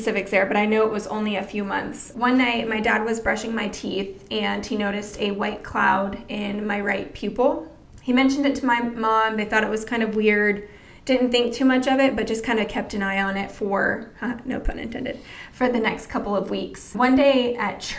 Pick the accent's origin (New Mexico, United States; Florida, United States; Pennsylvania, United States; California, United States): Florida, United States; born or raised there; also born or lived in Colorado Springs, Colorado